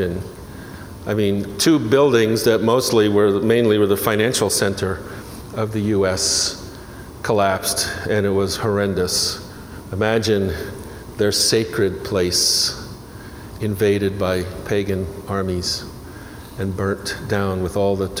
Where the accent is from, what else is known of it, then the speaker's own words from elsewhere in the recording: New York City, New York, United States; also born or lived in New Jersey; I'm from New York, born and raised in New York City and New Jersey, across the river